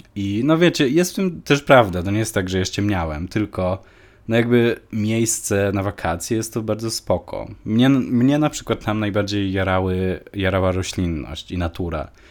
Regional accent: Poland; moved away; also born or lived in Malta; wróciłem do Polski

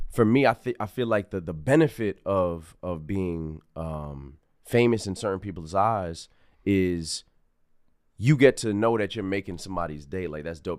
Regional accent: Greenburgh, New York, United States; I'm a kid from Greenberg

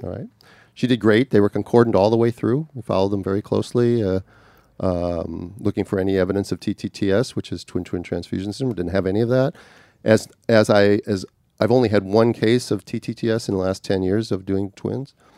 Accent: Minnesota, United States; growing up in Minnesota, even though I was in a suburb of a big city

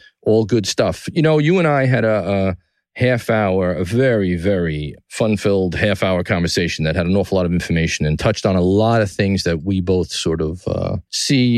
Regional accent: New York City, New York, United States; From the Gotham Podcast Studio in the heart of downtown New York City, my hometown, the greatest city in the world

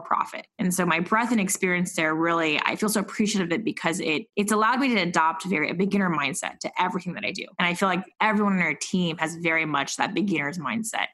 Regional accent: Silicon Valley, California, United States; moved away as an adult; now in New York, United States; having grown up in Silicon Valley

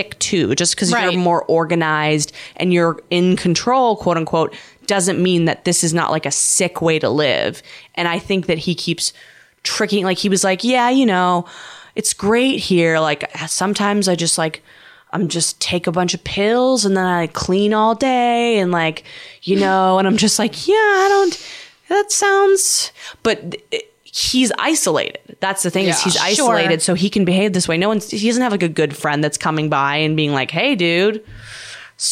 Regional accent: Vancouver, British Columbia, Canada; now in New York, United States; I'm from Vancouver.

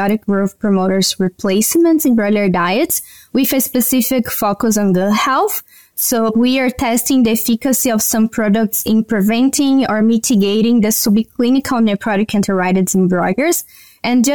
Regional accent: Brazil; moved away as an adult; also born or lived in Paraná, Brazil / Alberta, Canada; now in Canada; I'm from Brazil, and I did my undergrad

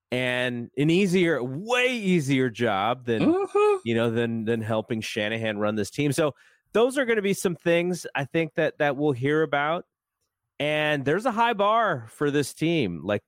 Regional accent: San Jose, California, United States; San Jose State's great, my hometown, but it's a commuter school.

